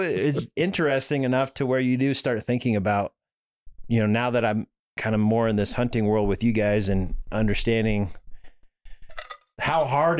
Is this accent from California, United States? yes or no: yes; Truckee, California, United States; I think growing up in Truckee, California, you know, up in the mountains